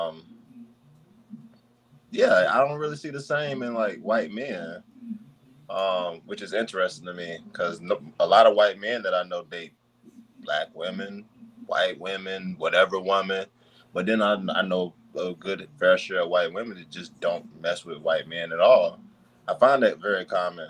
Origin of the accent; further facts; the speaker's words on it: North Carolina, United States; moved away; also born or lived in Washington, D.C.; I grew up in the country I grew up in North Carolina